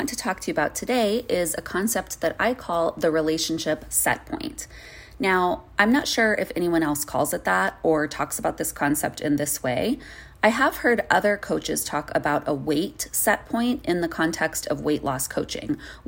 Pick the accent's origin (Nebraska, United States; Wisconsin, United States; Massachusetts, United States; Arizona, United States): Arizona, United States; moved away; I grew up in Arizona and I lived there for really most of my life